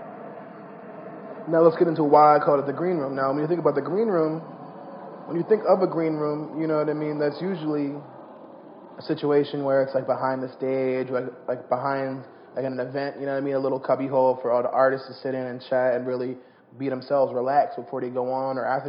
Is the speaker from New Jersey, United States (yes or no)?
yes; New Jersey, United States; I'm from South Jersey